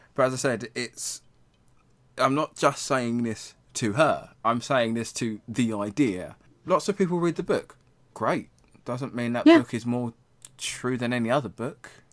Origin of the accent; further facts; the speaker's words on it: England, United Kingdom; we're English